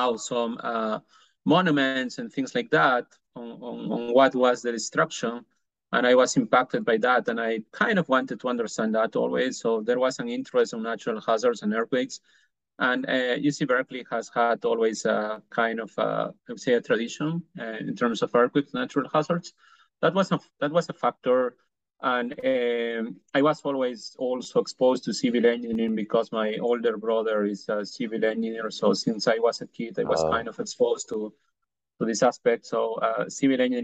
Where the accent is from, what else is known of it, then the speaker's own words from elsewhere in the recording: Peru; moved away as an adult; now in Georgia, United States; I was born in Peru, in South America. So I did my undergrad and also all my entire education